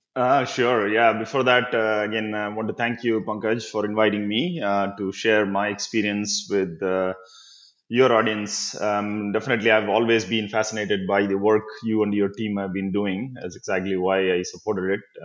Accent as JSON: {"language": "English", "town": "Chennai", "region": "Tamil Nadu", "country": "India", "tie": "born or raised there", "moved": "yes", "lives_now": "United States", "said": "I grew up in Chennai"}